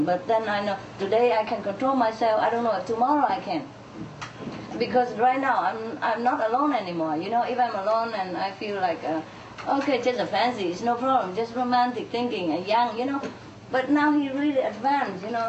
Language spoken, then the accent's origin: English; Vietnam; moved away as an adult; also born or lived in France; I was born in Vietnam